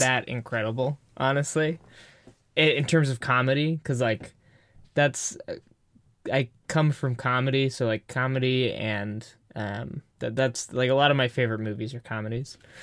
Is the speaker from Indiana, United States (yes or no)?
no; Bay Area, California, United States; we're from the Bay Area